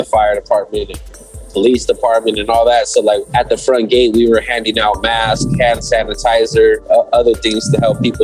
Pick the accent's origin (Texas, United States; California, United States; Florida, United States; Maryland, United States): California, United States; Ontario; my hometown